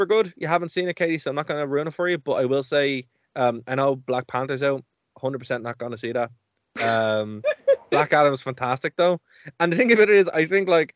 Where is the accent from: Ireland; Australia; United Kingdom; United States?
Ireland; as an Irish person